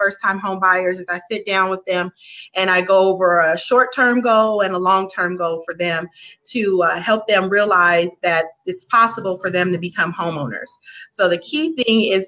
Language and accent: English; Inglewood, California, United States; I'm originally born and raised in Los Angeles, Southern California. Inglewood is my area